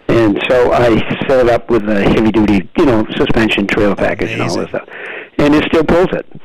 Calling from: West Bridgewater, Massachusetts, United States; I'm calling from West Bridgewater.

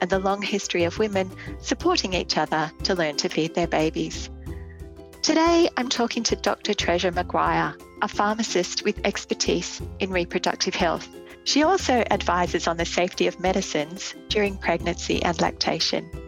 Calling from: Canberra, Australian Capital Territory, Australia; I am speaking from Canberra, on the traditional lands of the Ngunnawal people.

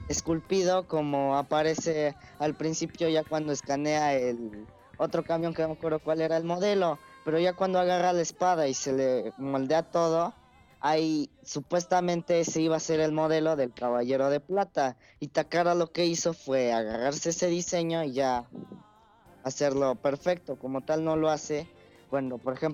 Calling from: Puebla, Mexico; De Puebla.

